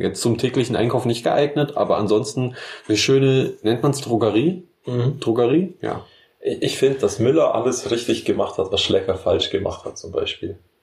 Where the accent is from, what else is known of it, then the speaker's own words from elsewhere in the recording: Memmingen, Bavaria, Germany; Die Stadt, wo ich herkomme